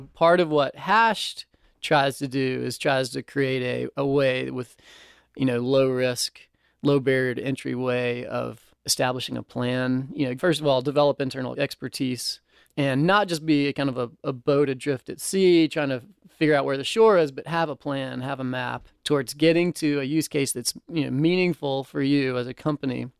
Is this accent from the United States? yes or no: yes; Nashville, Tennessee, United States; also born or lived in Chapel Hill; born and raised in Nashville